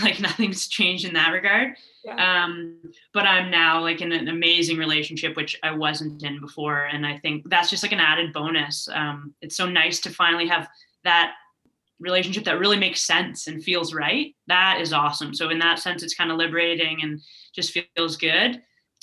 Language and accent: English; Toronto, Ontario, Canada; moved away as an adult; also born or lived in Vancouver; I was originally from Toronto